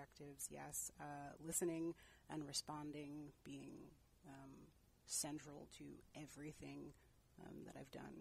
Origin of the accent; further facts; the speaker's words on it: New Brunswick, New Jersey, United States; moved away as an adult; also born or lived in Newark, New Jersey; now in San Francisco Bay Area, United States; I was born and raised in New Jersey.